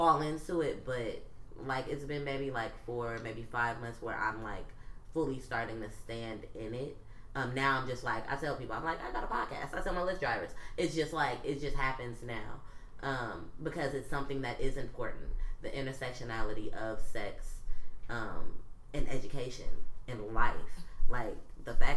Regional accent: Oakland, California, United States; we're here in Oakland. I'm from Oakland

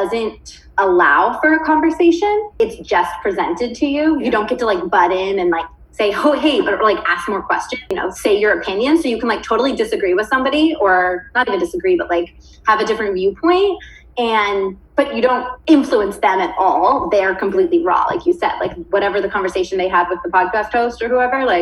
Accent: Stockton, California, United States; moved away; That's my hometown

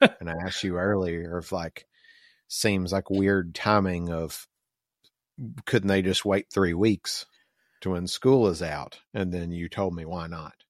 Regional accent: the South, United States; moved away; we grew up in the South and sorta like we got used to o, owning and shooting guns

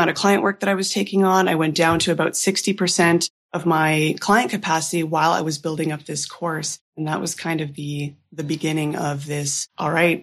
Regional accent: Ottawa, Ontario, Canada; moved away as an adult; also born or lived in Toronto / Vancouver; now in Half Moon Bay, Canada; I grew up in Ottawa and then went to school in Toronto and then moved to Vancouver about 7 years ago.

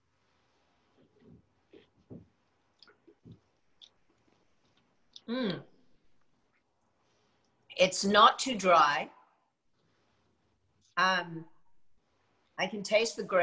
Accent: United Kingdom; moved away as an adult; also born or lived in United States; now in California, United States; although I clearly am

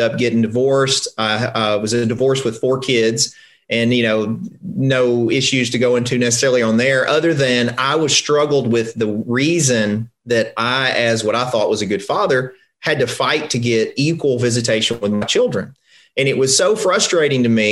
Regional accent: Covington, Tennessee, United States; I'm from a small town in Tennessee. I'm from Covington, which is north of Memphis.

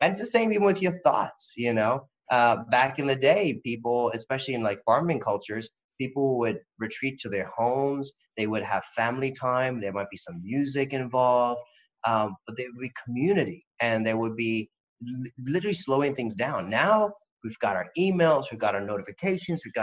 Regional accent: India; I'm not going to hide behind the fact that I am Indian or that I don't have a home anywhere

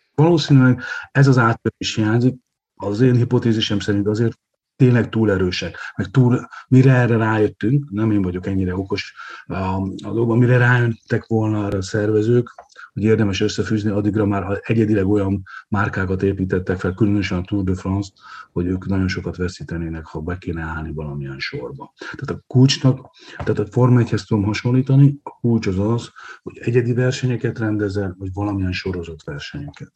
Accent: Hungary; én ugyan félig vidéken élek, Balaton partján születtem

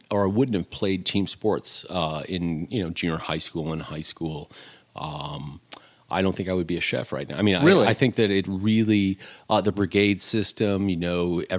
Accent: Beloit, Wisconsin, United States; moved away as an adult; also born or lived in Italy; now in New York, United States; I'm from Beloit, Wisconsin, and grew up in a Midwestern family, you know, Norwegian values, hardworking family.

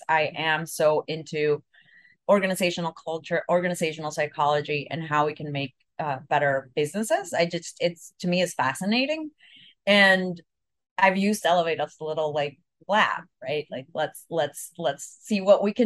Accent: El Salvador; moved away; also born or lived in Mexico; I'm from El Salvador

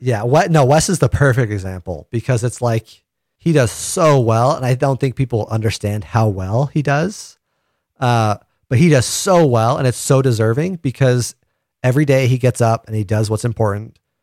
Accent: St. George, Utah, United States; also born or lived in San Fernando Valley, California; I grew up in Saint George

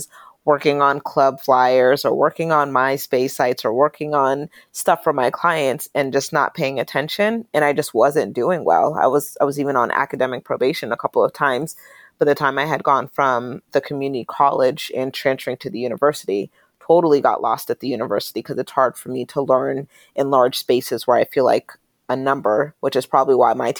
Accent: Pittsburgh, Pennsylvania, United States; moved away as an adult; also born or lived in Charlotte, North Carolina; I grew up in Pennsylvania, Western Pennsylvania, in the Pittsburgh area

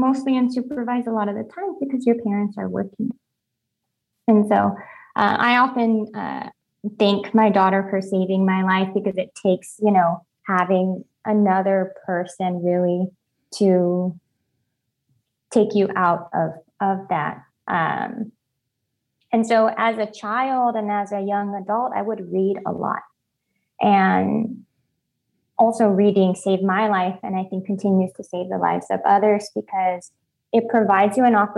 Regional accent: Firebaugh, California, United States; I grew up in Fireball. It's a very small rural town in California, close to Fresno, California.

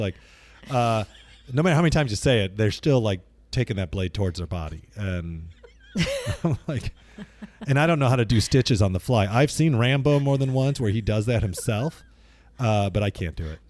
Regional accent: Midwest, United States; now in Pacific Northwest, United States; where we grew up in the Midwest

